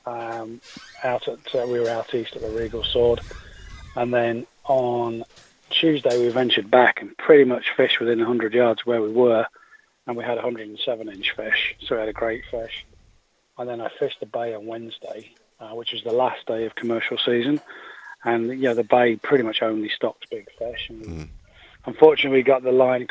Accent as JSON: {"language": "English", "region": "England", "country": "United Kingdom", "moved": "yes", "said": "I'm English"}